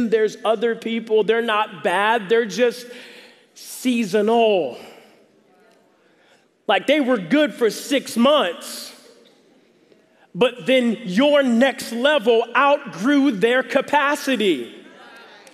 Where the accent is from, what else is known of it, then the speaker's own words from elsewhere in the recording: the South, United States; moved away; I'm from the South